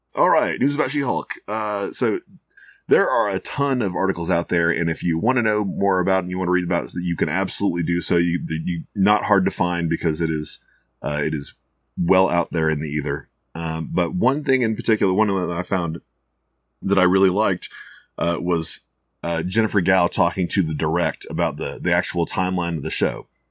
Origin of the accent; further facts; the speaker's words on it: Houston, Texas, United States; I grew up in Houston